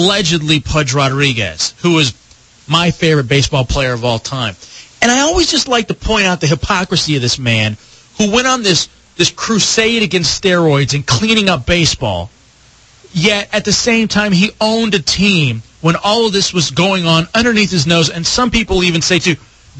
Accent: Dallas, Texas, United States; moved away; I grew up in Dallas and went to Rangers games at old Arlington Stadium

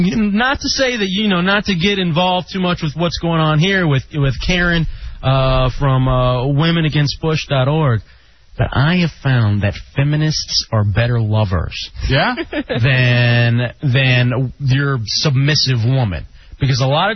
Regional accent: Texas, United States; moved away; I'm from Texas, too. I'm going home.

